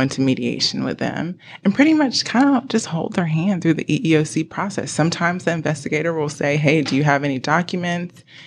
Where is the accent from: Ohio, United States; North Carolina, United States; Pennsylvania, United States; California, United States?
North Carolina, United States; Greensboro; now in Charlotte, United States; I am from Greensboro, North Carolina.